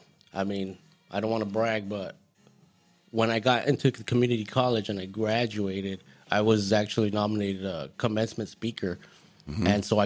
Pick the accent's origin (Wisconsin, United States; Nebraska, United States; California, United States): California, United States; Goleta; Well, I'm from Santa Barbara County.